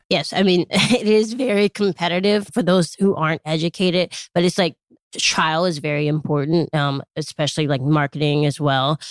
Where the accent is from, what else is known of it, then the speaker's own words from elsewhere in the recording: Chicago, Illinois, United States; I grew up in Chicago, Illinois.